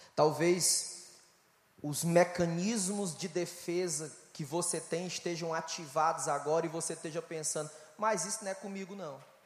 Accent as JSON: {"language": "Portuguese", "region": "Ceará", "country": "Brazil", "said": "Eu sou do estado do Brasil, estado do Ceará, nordeste brasileiro"}